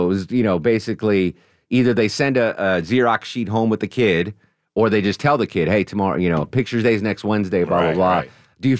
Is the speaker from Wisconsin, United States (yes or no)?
yes; Wisconsin, United States; As a girl growing up in Wisconsin, picture day a big deal in Wisconsin and for a girl?